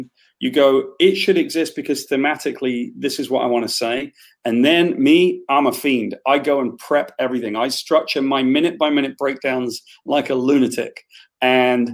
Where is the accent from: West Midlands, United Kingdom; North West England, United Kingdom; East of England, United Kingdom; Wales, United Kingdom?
Wales, United Kingdom; I'm Welsh